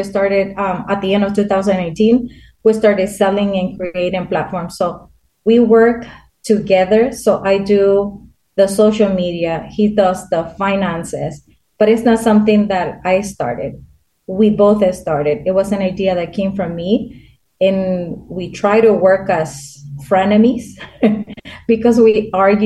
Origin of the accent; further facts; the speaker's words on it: Honduras; moved away; I'm from Honduras